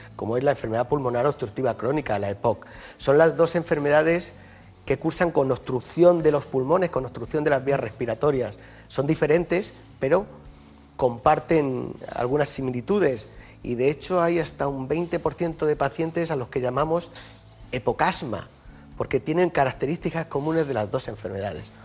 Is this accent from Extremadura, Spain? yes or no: no; Yecla, Region of Murcia, Spain; now in Madrid, Spain; El hospital de mi pueblo se sigue llamando Hospital Virgen del Castillo y a mucha honra, ¿no? es la patrona de Yecla